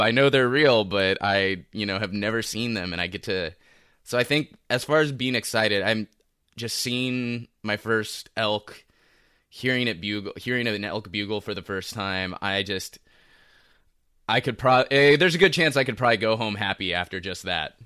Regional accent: Los Angeles, California, United States; from Los Angeles. I'm born and raised here

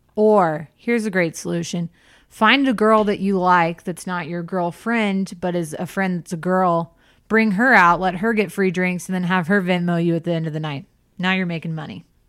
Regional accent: the South, United States; growing up in the South

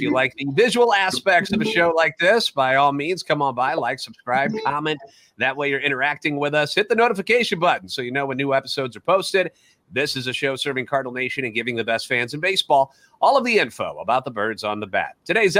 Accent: St. Louis, Missouri, United States; I'm a national radio sports anchor born and raised in the Lou

